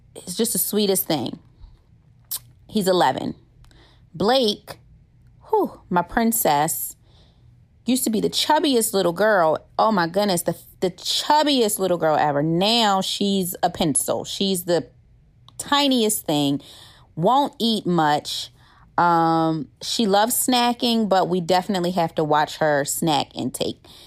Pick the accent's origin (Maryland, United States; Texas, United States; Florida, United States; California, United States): Maryland, United States; Baltimore; moved away as an adult; also born or lived in Clinton, Maryland / Washington, D.C.; now in Georgia, United States; I'm originally from Baltimore, Maryland. I was born in Clinton, Maryland, grew up in D C for a little while, and then my parents decided, enough is enough. I'm moving you to Baltimore